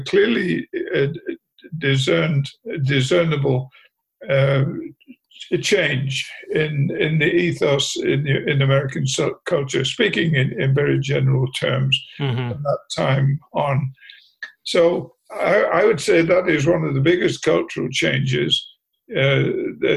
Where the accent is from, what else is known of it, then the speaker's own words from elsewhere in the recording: England, United Kingdom; moved away; When I was growing up in England